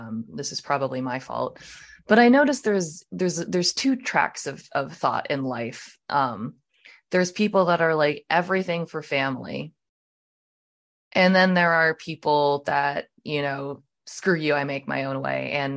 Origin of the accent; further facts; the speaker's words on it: Maryland, United States; moved away as an adult; now in Texas, United States; I was born and raised in Maryland, and that is home for me.